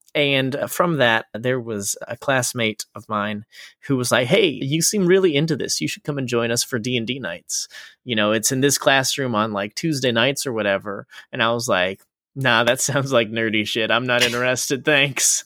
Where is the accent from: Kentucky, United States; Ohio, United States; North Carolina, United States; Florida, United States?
Florida, United States; moved away; I, uh, was born and raised in Florida